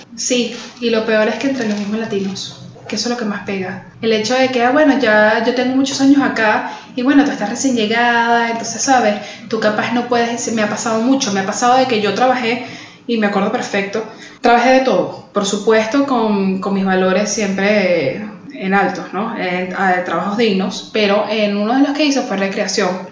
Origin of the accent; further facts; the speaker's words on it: Caracas, Capital District, Venezuela; now in Miami, United States; Soy de Caracas, Venezuela, muy importante, porque el orgullo de la región siempre por delante. Soy caraqueña y vivo en la ciudad de Miami